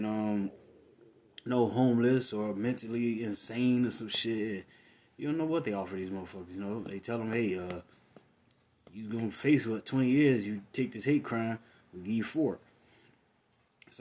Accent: Michigan, United States; my home state of Michigan

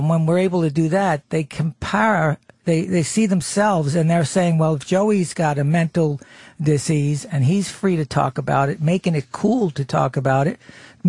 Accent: New Jersey, United States; we were North Jersey

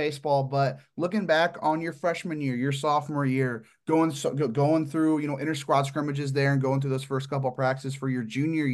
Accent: Midwest, United States; I'm from the Midwest

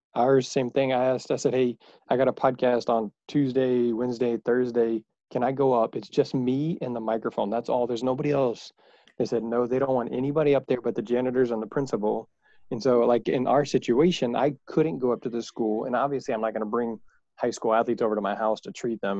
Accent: Houston, Texas, United States; I am from Houston. I am from Texas.

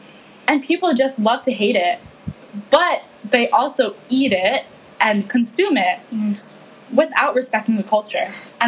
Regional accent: Philippines; Like, as a Filipino woman, we're not really shown in the media accurately.

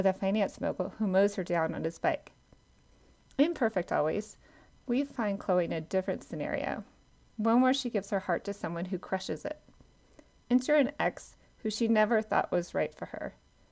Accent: South Georgia, United States; I grew up in South Georgia in a pecan orchard

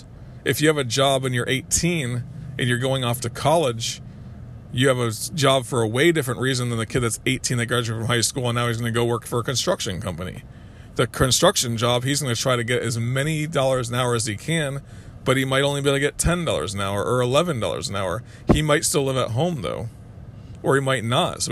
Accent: Kissimmee, Florida, United States; I grew up in Kissimmee, Florida at the time.

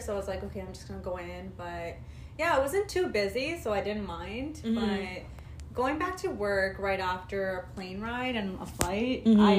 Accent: Canada; I'm in Canada. They don't know that I'm from Canada.

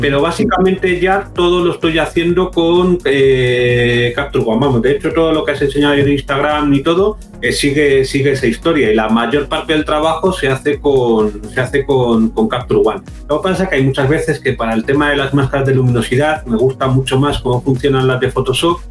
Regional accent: Madrid, Community of Madrid, Spain; soy madrileño

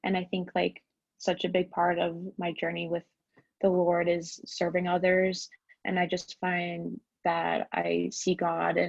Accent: Columbus, Ohio, United States; now in Utah, United States; from Columbus, Ohio, and I go to Capital Church.

